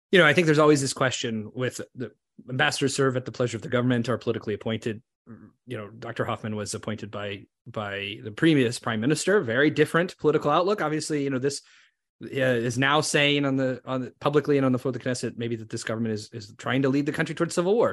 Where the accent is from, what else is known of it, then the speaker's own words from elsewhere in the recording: Canada; us as Canadian Jews